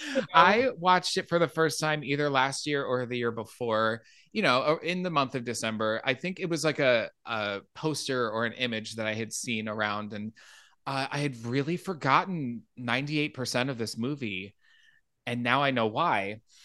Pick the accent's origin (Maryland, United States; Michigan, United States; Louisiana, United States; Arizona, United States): Arizona, United States; Phoenix; I grew up in Phoenix, so Mountain Time was what I grew up on